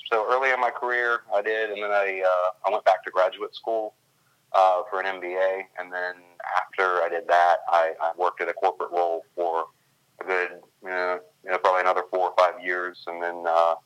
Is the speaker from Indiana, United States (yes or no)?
no; Richmond, Virginia, United States; moved away as an adult; now in Baltimore, United States; I am from Richmond, Virginia.